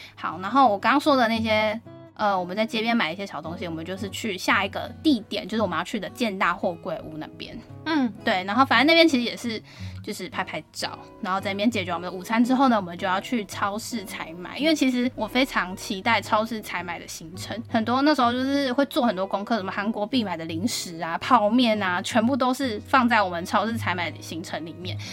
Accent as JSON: {"language": "Chinese", "country": "Taiwan", "said": "我们台湾人"}